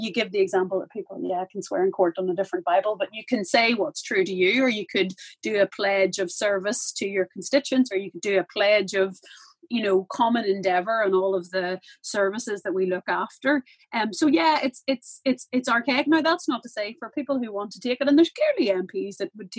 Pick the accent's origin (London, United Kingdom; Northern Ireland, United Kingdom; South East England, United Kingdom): Northern Ireland, United Kingdom; I grew up in, born in the Republic of Ireland, but I grew up in Northern Ireland. There's big aspects of the UK and Britain that are a big part of my identity